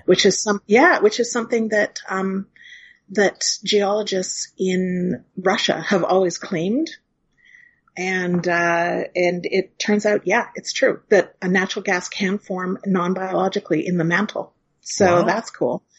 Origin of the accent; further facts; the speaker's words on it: Hinton, Alberta, Canada; now in Toronto, Canada; in my hometown of Hinton, Alberta